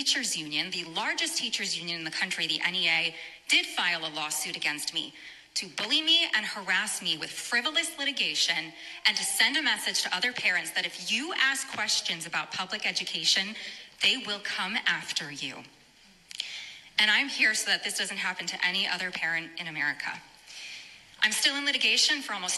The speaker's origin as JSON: {"language": "English", "region": "Rhode Island", "country": "United States", "said": "I am a mother from Rhode Island"}